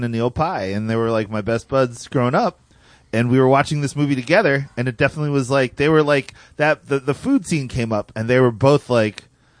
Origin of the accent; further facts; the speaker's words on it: Cherry Hill, New Jersey, United States; I grew up in Cherry Hill, New Jersey, right?